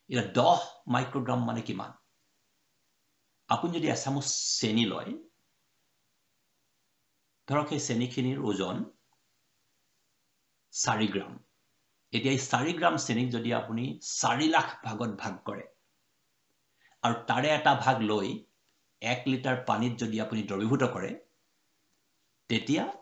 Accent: Bokakhat, Assam, India; মোৰ ঘৰ বোকাখাটত গোলাঘাট জিলাৰ

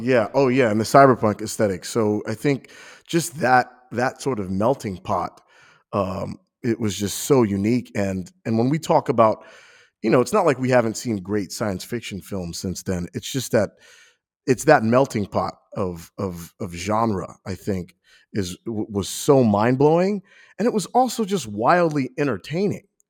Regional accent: New York, United States; now in Ohio, United States; I feel like a transplant, even though I'm from New York

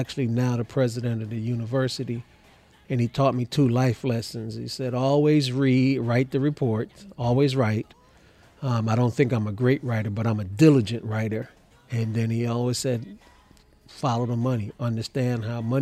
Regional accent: Kingston, Jamaica; now in Texas, United States; I'm a naturalized citizen. I was born in Kingston, Jamaica

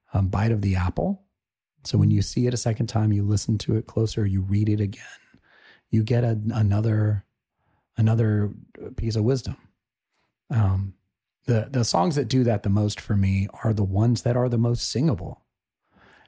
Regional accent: Atlanta, Georgia, United States; we're from Atlanta and that's just that kind of town

